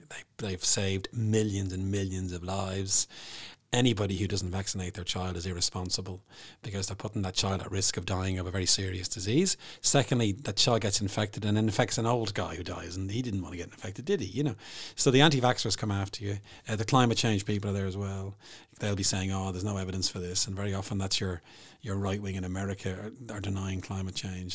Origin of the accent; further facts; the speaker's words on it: Bray, Leinster, Ireland; Bray, my hometown